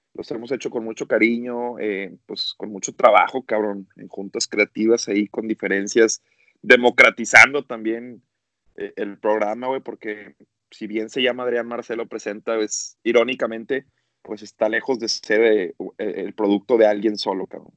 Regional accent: Monterrey, Nuevo León, Mexico; como buenos regios que somos

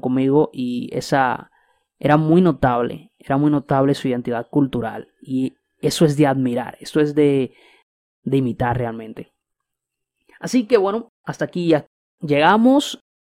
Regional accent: Dominican Republic; República Dominicana, mi isla, mi país.

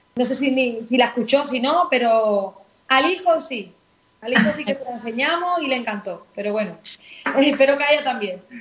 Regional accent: Seville, Andalusia, Spain; yo soy sevillana

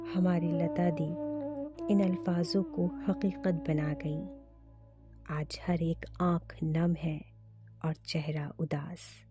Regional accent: India

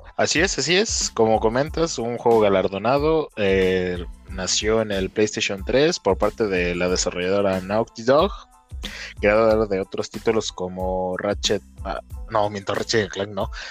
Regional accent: Mexico; somos mexicanos

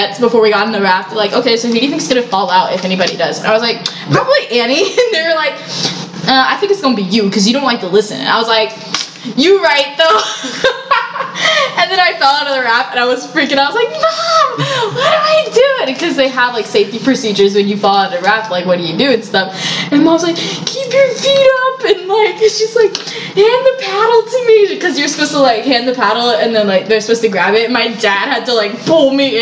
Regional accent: Texas, United States; moved away; I'm from Texas

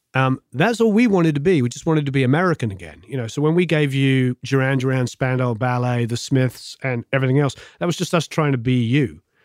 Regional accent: England, United Kingdom; now in Los Angeles, United States; Growing up in England

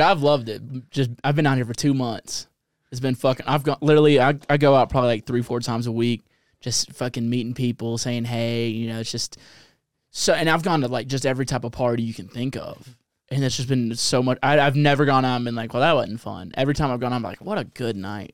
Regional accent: New Orleans, Louisiana, United States; I come from New Orleans

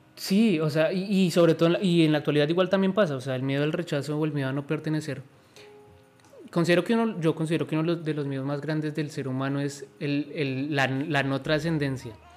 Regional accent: Colombia; soy de Colombia

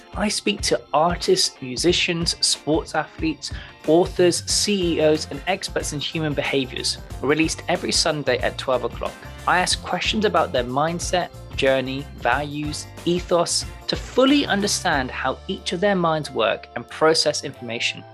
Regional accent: Plymouth, South West England, United Kingdom; I, I'm from a pla-, place called Plymouth

